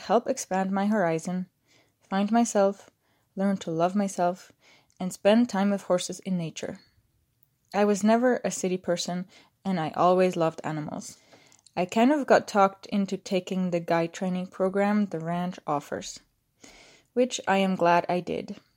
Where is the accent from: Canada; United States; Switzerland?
Switzerland; moved away as an adult; growing up in Switzerland in a tight system of going to school